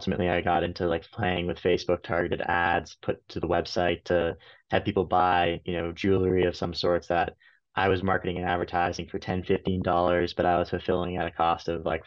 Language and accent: English; Canada; moved away as an adult; also born or lived in United States; work in the US as a Canadian